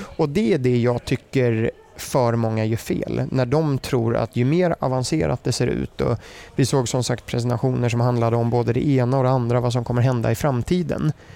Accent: Germany; accent: German; first language German; Swedish is a second language; also born or lived in United States; now in Sweden; min bakgrund är jag är född i USA. Mm. Eh, min pappa bodde där, träffade mamma där. Sen är min mamma tysk så då flyttade jag till Tyskland. Eh, uppvuxen där och det är mitt modersmål också

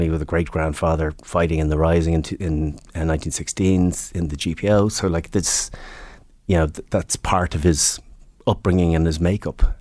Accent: Northern Ireland, United Kingdom; Where, where are you from? Northern Ireland. It was nationality Northern Irish identity.

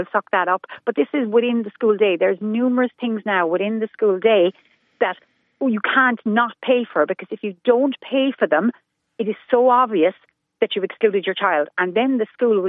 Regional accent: Cork, Munster, Ireland; moved away; I'm originally from Cork

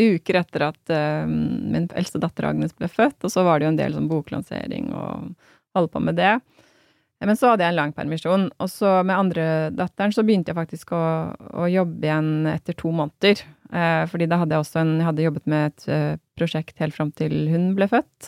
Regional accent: Hamar, Innlandet, Norway; moved away as an adult; also born or lived in Berlin; Jeg kommer jo fra Hamar, så det var jo der, min, der bor familien min

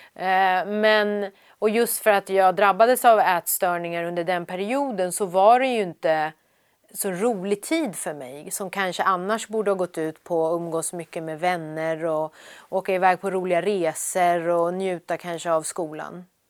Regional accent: Sweden; also born or lived in Iran; jag var ju så, så pass liten när vi kom till Sverige, så Sverige är ju mitt hemland

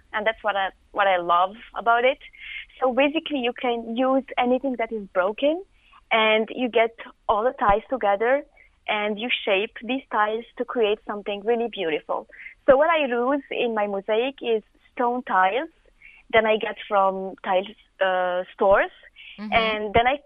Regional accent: Algeria; moved away as an adult; also born or lived in Ireland; now in Dublin, Ireland; I'm from Algeria in North Africa.

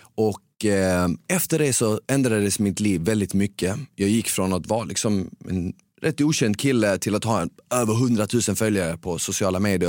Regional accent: Malmö, Skåne, Sweden; accent: Skåne; also born or lived in Bosnia; Jag växte upp på Rosengård i Ramelsväg

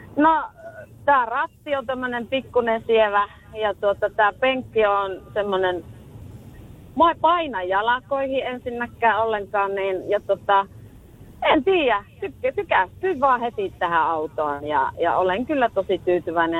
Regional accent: Rovaniemi, Lapland, Finland; moved away; also born or lived in Tampere; Minä olen, minä olen Rovaniemeltä kotoisin

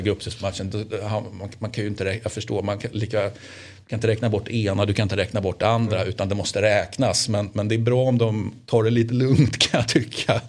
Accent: Sweden; som svensk

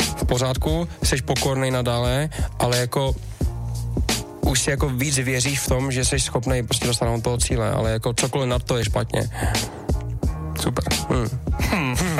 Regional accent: Czechia; jsem Čech

